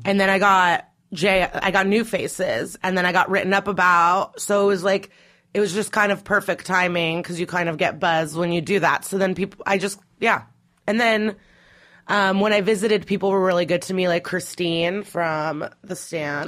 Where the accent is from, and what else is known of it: Skokie, Illinois, United States; born or raised there; also born or lived in Russia / Chicago; now in New York, United States